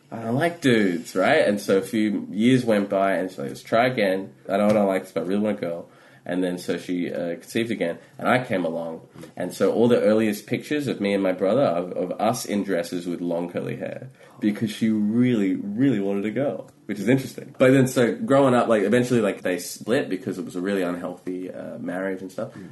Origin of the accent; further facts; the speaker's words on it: India; and like and growing up in India, like that's a whole thing about like class and the perception